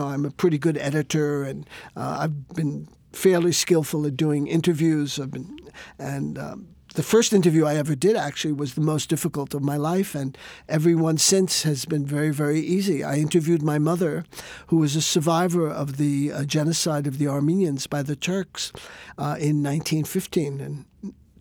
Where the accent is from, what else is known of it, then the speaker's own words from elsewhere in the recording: New York, United States; growing up in New York, I was born there in 1945